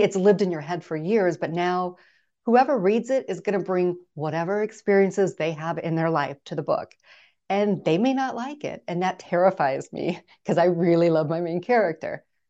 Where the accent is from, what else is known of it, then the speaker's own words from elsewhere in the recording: Midwest, United States; now in Phoenix, United States; I grew up in the Midwest